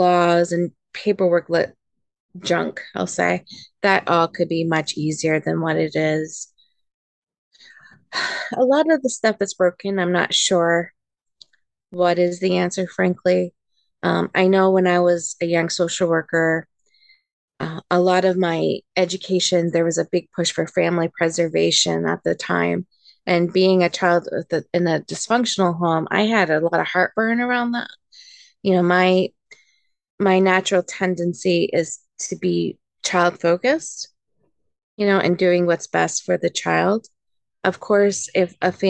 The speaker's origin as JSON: {"language": "English", "country": "United States", "also_born_or_lived": "Japan", "moved": "yes", "said": "as an American social worker, I've done plenty of home studies"}